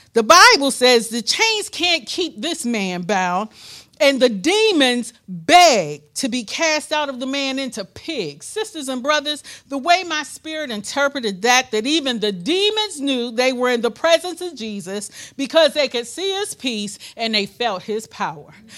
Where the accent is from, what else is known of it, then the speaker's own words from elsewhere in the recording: Pittsburgh, Pennsylvania, United States; moved away as an adult; also born or lived in suburb of Memphis; we're from Pittsburgh, Pittsburgh, Pennsylvania. We know snow.